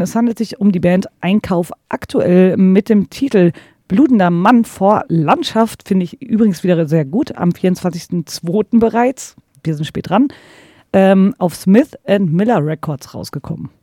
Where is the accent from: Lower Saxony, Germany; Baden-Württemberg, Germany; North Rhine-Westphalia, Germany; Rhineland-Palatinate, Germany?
North Rhine-Westphalia, Germany; Ruhr area; ich komme halt aus dem Pott